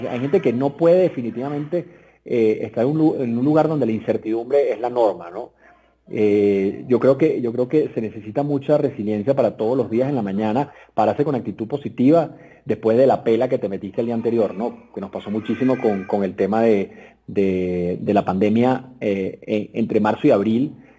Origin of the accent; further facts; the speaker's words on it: Venezuela; moved away as an adult; now in Mexico; yo soy venezolano como tú, nos conocimos en Venezuela hace muchos años, porque obviamente estudiamos en el mismo colegio